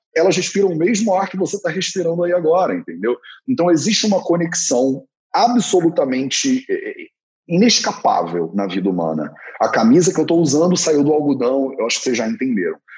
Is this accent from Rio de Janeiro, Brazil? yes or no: yes; Rio de Janeiro, Brazil; Eu sou carioca, nasci numa família flamenguista, então eu sou carioca, flamenguista, homem, branco, hétero